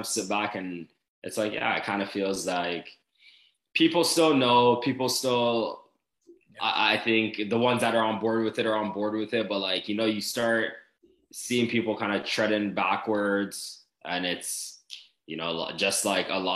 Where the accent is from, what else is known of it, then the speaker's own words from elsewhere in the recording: Toronto, Ontario, Canada; moved away as an adult; growing up in Canada